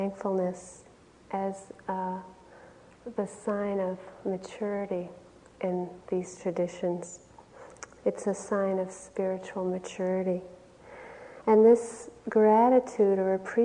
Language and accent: English; Wayland, Massachusetts, United States; where I grew up in Wayland, Massachusetts